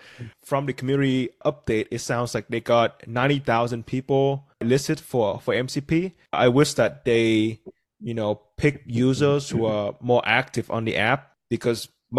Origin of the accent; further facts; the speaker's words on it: Vietnam; English is a second language; moved away as an adult; now in United States; That's weird though, because I was born and raised in Vietnam.